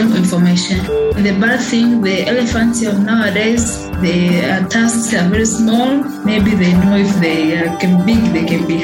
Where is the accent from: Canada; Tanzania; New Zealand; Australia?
Tanzania; I'm from Tanzania.